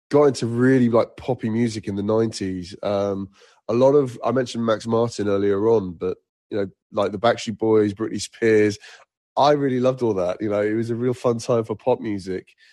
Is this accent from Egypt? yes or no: yes; Egypt; also born or lived in Nigeria; I used to live uh, in Africa at one point. I, I grew up in Egypt and Nigeria, and music was not heavily featured until I was probably about eight